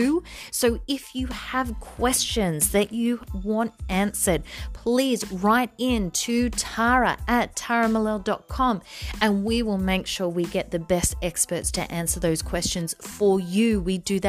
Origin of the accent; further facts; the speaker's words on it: Australia; accent: Aussie Bogan; a nice Aussie Bogan accent.